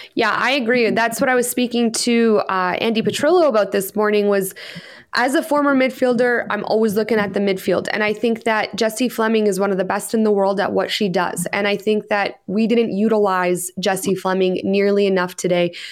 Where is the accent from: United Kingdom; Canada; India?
Canada; as a Canadian